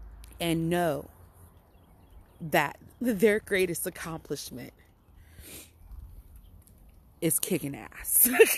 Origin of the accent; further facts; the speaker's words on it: Benin City, Edo, Nigeria; also born or lived in Holly Hill, United States; So, yeah, I'm a Nigerian princess. By way of Benin, Nigeria, and Holly Hill, South Carolina.